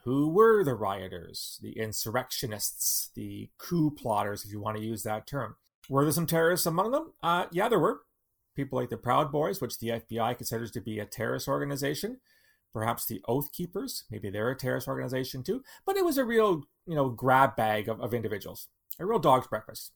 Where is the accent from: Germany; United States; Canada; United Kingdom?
Canada; London, Ontario; my hometown in London, Ontario